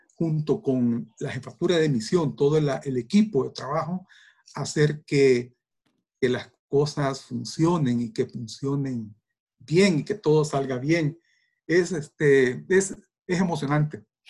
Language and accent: Spanish; El Salvador; somos salvadoreños y salvadoreñas